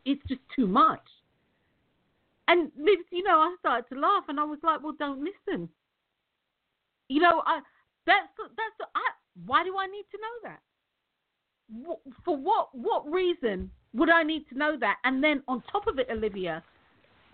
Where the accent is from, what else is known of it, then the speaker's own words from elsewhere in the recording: United Kingdom; I'm British